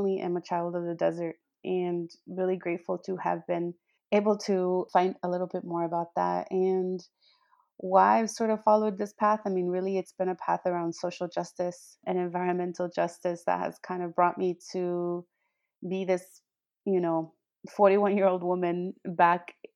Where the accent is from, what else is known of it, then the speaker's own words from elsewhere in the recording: Cananea, Sonora, Mexico; now in Tucson, United States; I was born in Cananea, Sonora, which is a little mining town about maybe 50 minutes away from the Arizona border